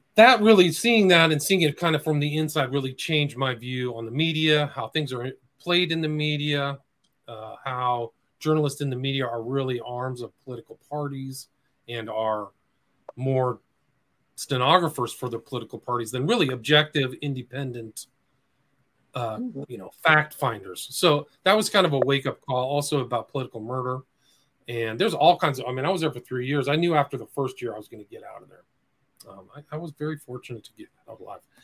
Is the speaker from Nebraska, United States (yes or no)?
yes; Nebraska, United States; moved away as an adult; also born or lived in Washington, District of Columbia, United States; I'm from the Midwest. I was born in Nebraska